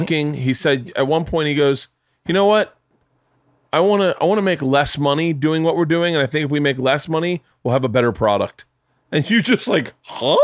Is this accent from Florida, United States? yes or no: yes; Tampa, Florida, United States; moved away; I grew up in Tampa